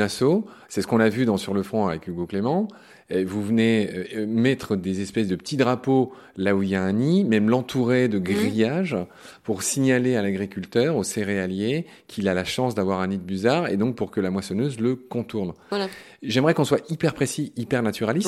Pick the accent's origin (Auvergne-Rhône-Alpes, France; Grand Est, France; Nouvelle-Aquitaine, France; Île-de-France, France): Grand Est, France; Lorraine; en Lorraine, ma région natale, qui est aussi ta région natale